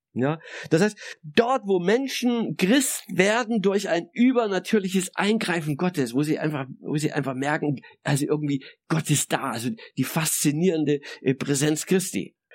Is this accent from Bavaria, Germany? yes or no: no; Saxony, Germany; christlich sozialisiert als Sachse in der DDR